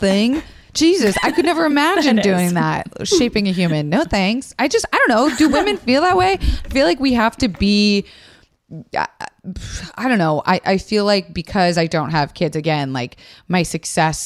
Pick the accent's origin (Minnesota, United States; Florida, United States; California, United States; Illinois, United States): Florida, United States; growing up in Florida